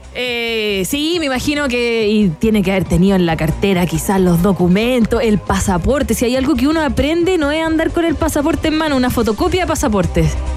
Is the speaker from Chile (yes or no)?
yes; Chile; a mí me gusta mi país